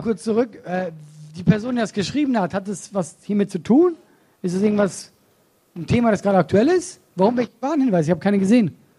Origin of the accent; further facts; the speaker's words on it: Switzerland; moved away as an adult; now in Germany; ich komme aus der Schweiz